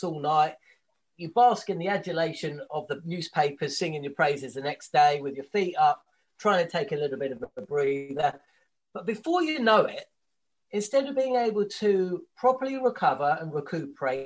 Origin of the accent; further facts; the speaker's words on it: England, United Kingdom; As a kid growing up in England